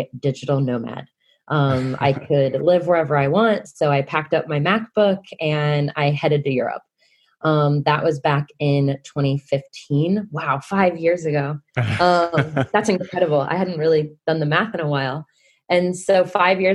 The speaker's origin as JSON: {"language": "English", "town": "Kansas City", "country": "United States", "moved": "as an adult", "lives_now": "Wellington, New Zealand", "said": "I'm originally from Kansas City"}